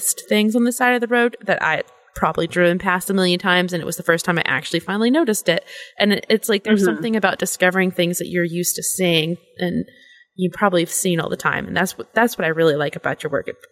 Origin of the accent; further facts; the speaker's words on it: San Francisco, California, United States; moved away; I grew up in San Francisco area